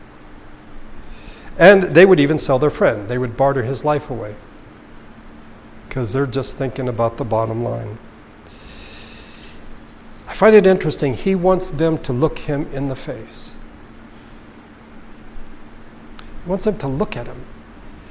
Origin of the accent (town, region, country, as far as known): United States